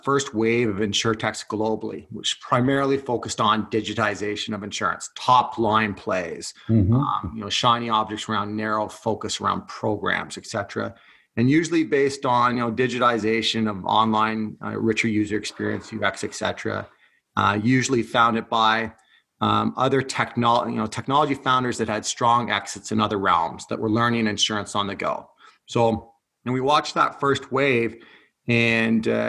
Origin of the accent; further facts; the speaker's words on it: Haliburton, Ontario, Canada; also born or lived in Scotland; now in Toronto, Canada; I'm originally from born and raised in cottage country on a lake up north in Haliburton